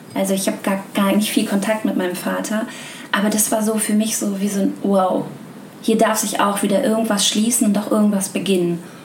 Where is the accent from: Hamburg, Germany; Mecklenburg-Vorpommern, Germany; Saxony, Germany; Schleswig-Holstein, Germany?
Hamburg, Germany; ich bin eine gebürtige Hamburgerin